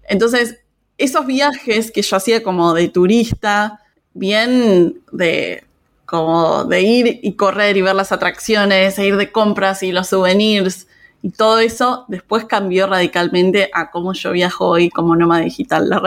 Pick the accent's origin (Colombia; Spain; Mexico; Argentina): Argentina; Argentina, yo soy argentina, claramente por mi acento.